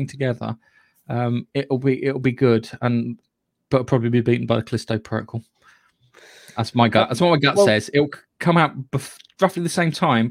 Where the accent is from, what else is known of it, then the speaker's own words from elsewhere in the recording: United Kingdom; Being British